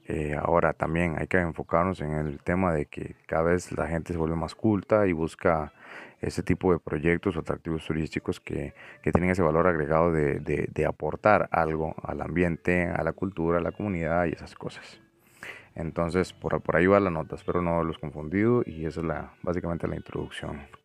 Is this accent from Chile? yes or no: no; San Ramón, Alajuela, Costa Rica; soy nativo de un pueblo que se llama San Ramón, que está en el extremo oeste, norte del Valle Central de Costa Rica